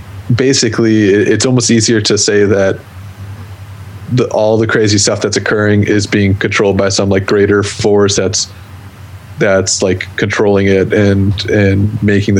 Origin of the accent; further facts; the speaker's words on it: central Wisconsin, United States; my hometown in central Wisconsin